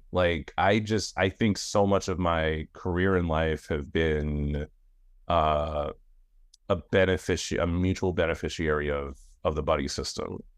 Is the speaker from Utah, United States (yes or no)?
no; New York, United States; I'm a New York, I'm a New Yorker